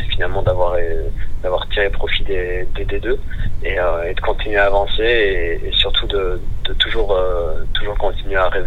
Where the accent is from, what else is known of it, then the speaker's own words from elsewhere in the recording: Belgium; même si moi je suis belge, le nom est français